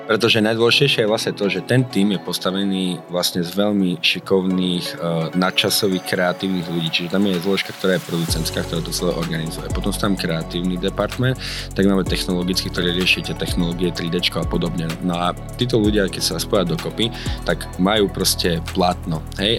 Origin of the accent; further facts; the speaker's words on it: Slovakia; moved away as an adult; also born or lived in Miami, United States; jak som prišiel na Slovensko naspäť, ja som medzi tým chodil do školy, akože už iba na tú maturitu